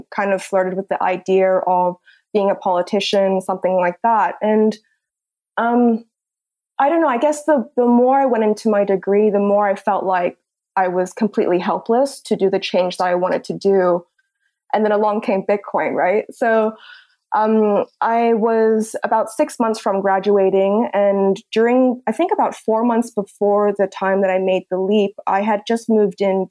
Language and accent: English; Hong Kong; moved away as an adult; also born or lived in Australia; I'm born and raised in Hong Kong.